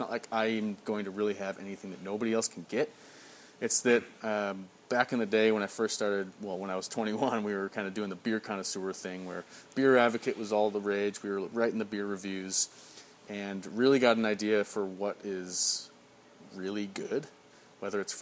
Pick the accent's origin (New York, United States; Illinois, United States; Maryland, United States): Illinois, United States; Chicago; now in Beaverton, United States; I'm from the Midwest, from Chicago.